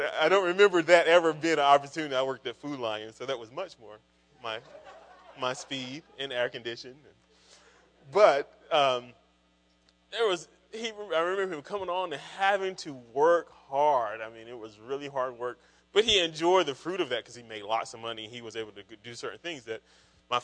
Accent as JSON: {"language": "English", "town": "Kinston", "region": "North Carolina", "country": "United States", "tie": "born or raised there", "also_born_or_lived": "Raleigh, North Carolina", "moved": "as an adult", "said": "I grew up in Kinston, North Carolina, which is pretty rural, eastern part of North Carolina"}